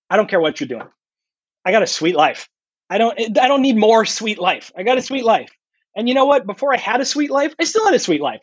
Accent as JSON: {"language": "English", "town": "San Diego", "region": "California", "country": "United States", "tie": "born or raised there", "said": "I'm calling in from San Diego"}